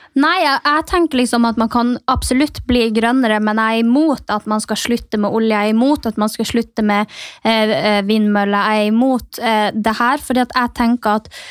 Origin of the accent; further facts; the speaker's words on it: Norway; moved away; der jeg kommer fra, som er Distrikts-Norge